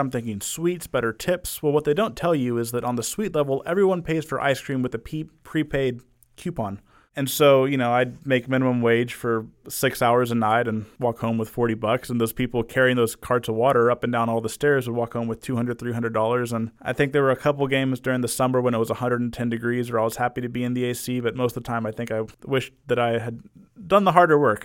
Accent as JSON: {"language": "English", "town": "Arlington", "region": "Texas", "country": "United States", "tie": "born or raised there", "said": "been in Arlington all my life"}